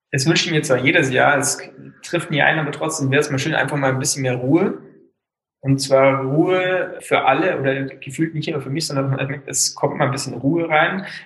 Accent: Wörthsee, Bavaria, Germany; Ich bin am Wörthsee aufgewachsen.

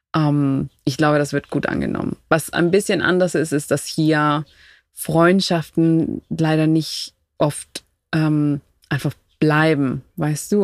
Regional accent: Quito, Pichincha, Ecuador; German is a second language; moved away as an adult; now in Berlin, Germany; Ich komme aus der Hauptstadt Quito

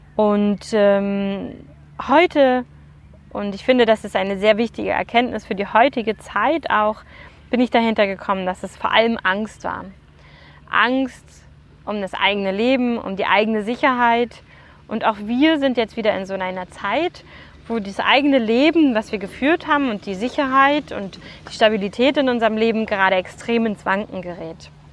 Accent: Germany; bei uns in Deutschland

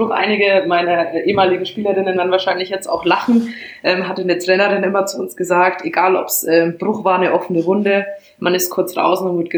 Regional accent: Bamberg, Bavaria, Germany; Genau, also man hört es vielleicht noch ein bisschen raus. Ähm, mhm. Gebürtig aus Bamberg, dort aufgewachsen und da eben auch die erste, erste Handballstation dann erlebt.

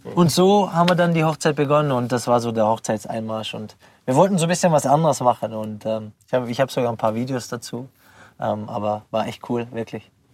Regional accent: Pforzheim, Baden-Württemberg, Germany; moved away as an adult; now in Freiburg, Germany; ich bin in der Nordstadt aufgewachsen

